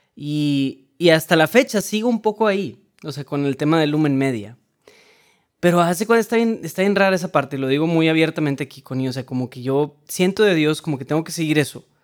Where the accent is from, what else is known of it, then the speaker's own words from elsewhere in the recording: Monterrey, Nuevo León, Mexico; soy de Monterrey, Nuevo León, México